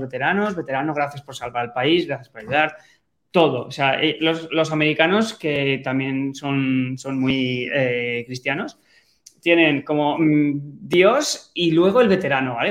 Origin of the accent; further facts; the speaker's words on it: Valencia, Valencian Community, Spain; yo soy de Valencia, estaba viviendo ahí.